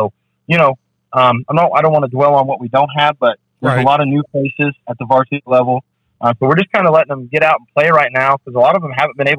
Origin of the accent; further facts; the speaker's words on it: Washington, United States; I grew up in Washington, born and raised Washington